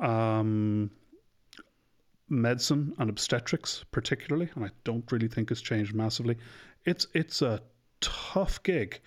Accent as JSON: {"language": "English", "town": "Dublin", "region": "Leinster", "country": "Ireland", "tie": "born or raised there", "said": "I'm from Ireland. I'm from Dublin. My parents are from the West, but I was born and bred in Dublin."}